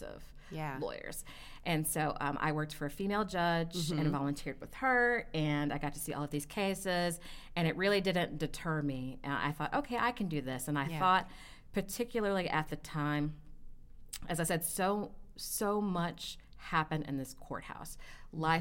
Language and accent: English; College Station, Texas, United States; I grew up in Bryan College Station, Texas, which is where Texas A&M is